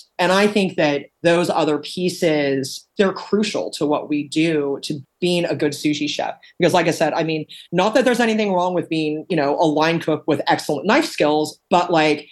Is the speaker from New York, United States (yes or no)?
no; Corvallis, Oregon, United States; also born or lived in Arizona; growing up in Corvallis, Oregon